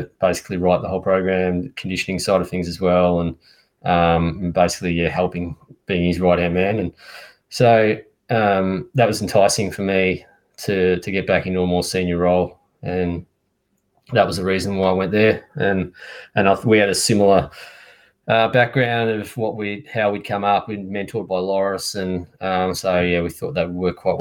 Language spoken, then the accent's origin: English; Geelong, Victoria, Australia; moved away; also born or lived in Adelaide; I lived in Geelong as a kid